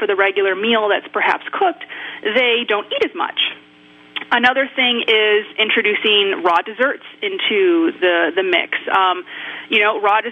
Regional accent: Michigan, United States; moved away; I was born and raised in the Midwest. I'm from Michigan

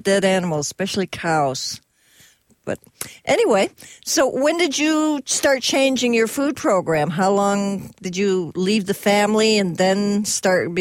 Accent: Connecticut, United States; I grew up in Connecticut

